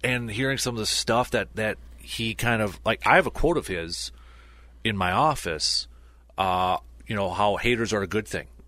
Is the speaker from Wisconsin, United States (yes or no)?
yes; Medford, Wisconsin, United States; we grew up in Metford Town of just four thousand